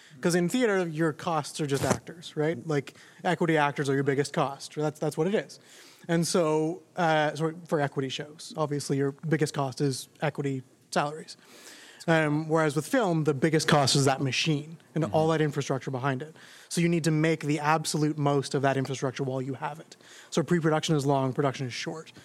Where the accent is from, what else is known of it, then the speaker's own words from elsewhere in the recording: Toronto, Ontario, Canada; I grew up in Scarborough